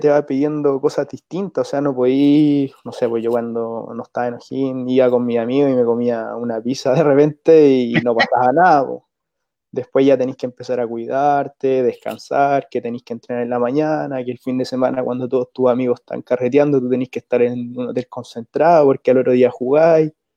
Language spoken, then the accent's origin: Spanish; Rancagua, O'Higgins, Chile; yo soy de acá de Rancagua